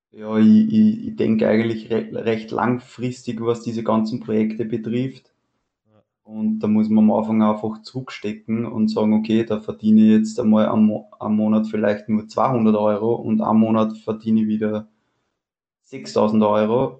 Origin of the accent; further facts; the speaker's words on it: Weinviertel, near Wolkersdorf, Lower Austria, Austria; Ich komme aus dem Weinviertel, also nördlich von Wien, in der Nähe von Wolkersdorf